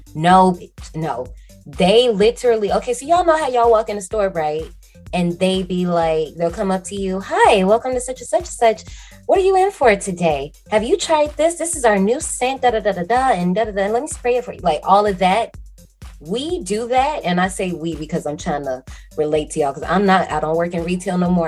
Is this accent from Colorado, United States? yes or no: no; Gary, Indiana, United States; moved away as an adult; So I worked at one in my hometown in Gary, Indiana.